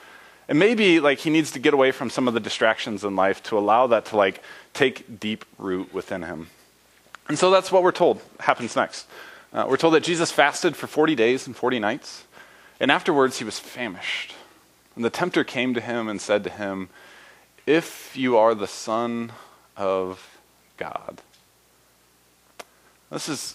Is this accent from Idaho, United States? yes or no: no; Indiana, United States; I grew up in Indiana